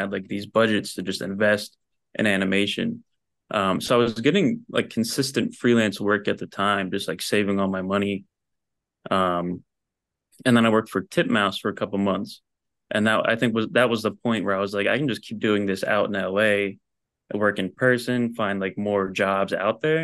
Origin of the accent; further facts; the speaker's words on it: New Jersey, United States; moved away as an adult; also born or lived in Philadelphia; now in Los Angeles, United States; I grew up in Jersey